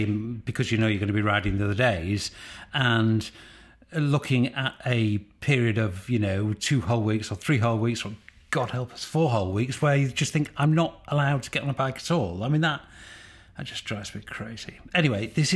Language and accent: English; United Kingdom; I'm British.